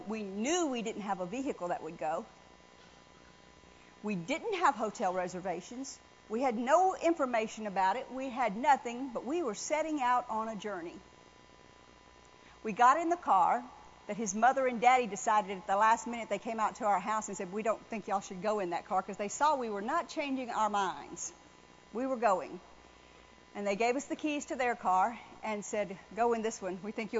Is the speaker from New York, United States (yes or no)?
no; New Orleans, Louisiana, United States; I mean, I was raised in New Orleans, but I'd never stayed in a hotel room before.